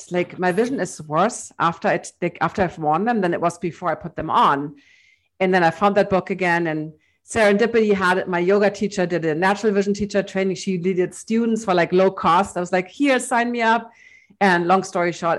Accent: Hamburg, Germany; in my hometown in Hamburg

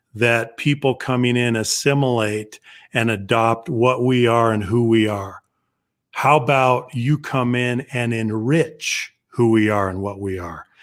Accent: Southern Colorado, United States; So I grew up in Southern Colorado among the Navajo

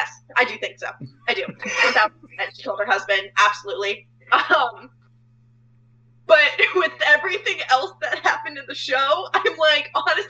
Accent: Tampa, Florida, United States; also born or lived in Atlanta; now in Orlando, United States; growing up in Tampa

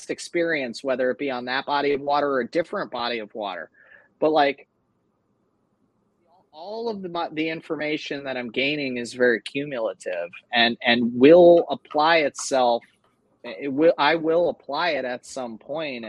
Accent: Susquehanna River, Northeast, United States; I grew up on the Susquehanna River

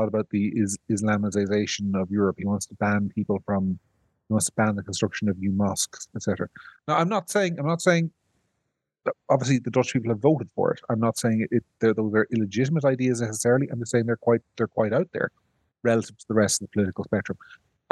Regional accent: Ireland; I'm from Ireland

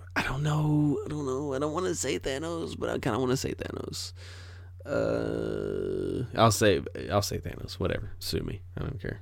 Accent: United States; I am an American

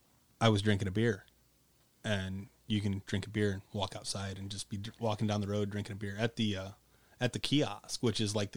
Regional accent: Paulding, Ohio, United States; If I tell you where I'm from, you'll deduct IQ points. Some of them will guess, Paulding? Yeah, Paulding.

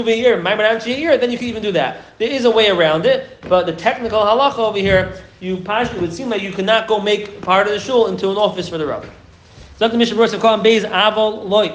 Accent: New York City, New York, United States; I'm from Flatbush

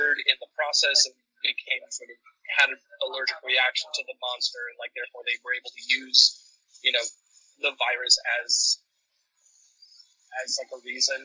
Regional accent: Chile; my home country, Chile

